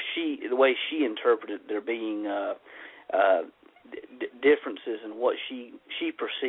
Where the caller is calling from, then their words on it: North Carolina, United States; I'm actually here in North Carolina.